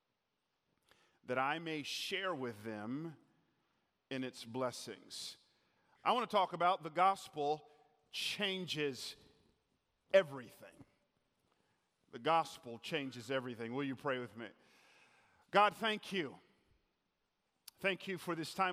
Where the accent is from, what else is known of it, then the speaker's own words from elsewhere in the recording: Atlanta, Georgia, United States; moved away; I grew up in Atlanta